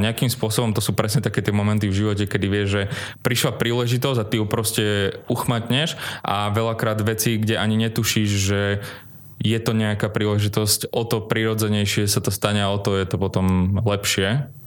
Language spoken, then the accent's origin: Slovak; Bytča, Žilina Region, Slovakia; moved away as an adult; also born or lived in Bratislava; pochádzam z Bytča, ja som študoval vlastne na našom gymnáziu, 8-ročnom